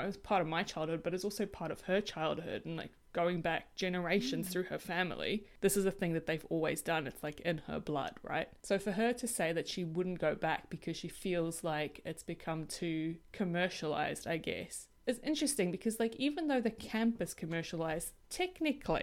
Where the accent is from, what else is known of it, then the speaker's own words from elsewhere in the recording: South Africa; I am incredibly privileged that I grew up in Africa